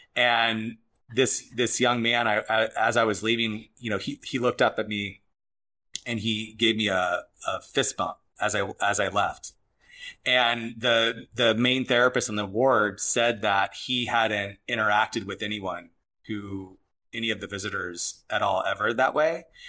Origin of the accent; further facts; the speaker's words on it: Arizona, United States; moved away; I'm from Arizona